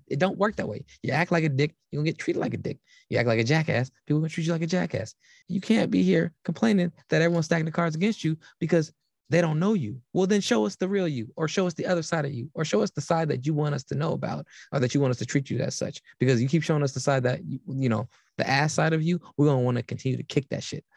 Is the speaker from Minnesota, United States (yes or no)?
no; Berkeley, California, United States; growing up around Cal my whole life